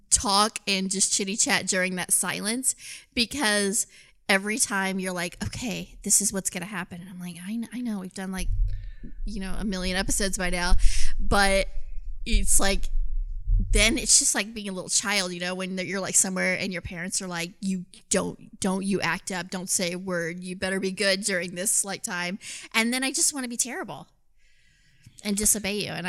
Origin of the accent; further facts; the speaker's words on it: Canada; You're like, listen, I'm Canadian